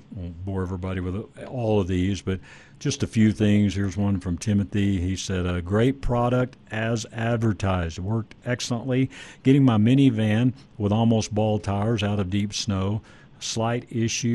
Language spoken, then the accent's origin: English; Dallas Fort Worth area, Texas, United States; I grew up in the Dallas Fort Worth area